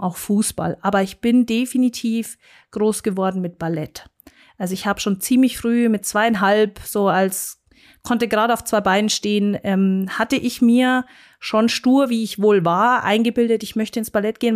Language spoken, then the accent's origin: German; Munich, Bavaria, Germany; accent: Bavarian; first language German; ich bin ein äh, Münchner Kindel und keine zur Großte, wie man so schön hier in München sagt, sondern gebürtige Münchnerin und äh, spreche tatsächlich auch nur Deutsch und Bayerisch.